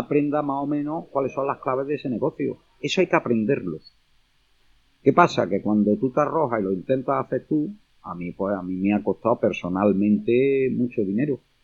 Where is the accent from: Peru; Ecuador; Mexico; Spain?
Spain; Córdoba, Andalusia; como cordobés